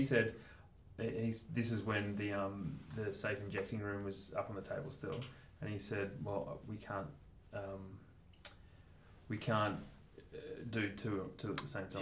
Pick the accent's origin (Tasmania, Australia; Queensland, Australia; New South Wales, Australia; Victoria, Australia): Victoria, Australia; Mount Eliza; also born or lived in Northcote, Melbourne; I grew up in Mount Eliza